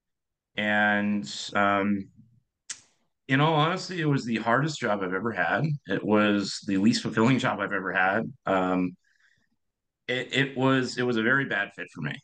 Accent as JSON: {"language": "English", "town": "Seattle", "region": "Washington", "country": "United States", "tie": "born or raised there", "moved": "as an adult", "lives_now": "Northern California, United States", "said": "I'm originally from Seattle"}